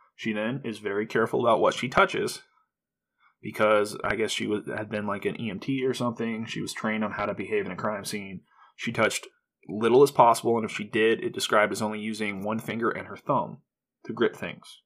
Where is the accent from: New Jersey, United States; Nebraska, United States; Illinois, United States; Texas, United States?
Nebraska, United States; this was my hometown